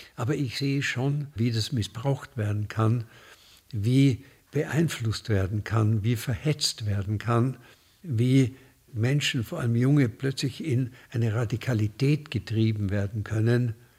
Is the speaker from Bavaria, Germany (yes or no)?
yes; Munich, Bavaria, Germany; ich komme aus München